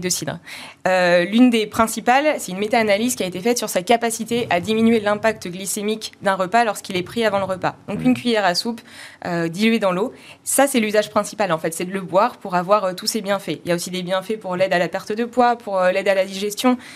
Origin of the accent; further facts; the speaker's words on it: Normandy, France; en Normandie, on est normand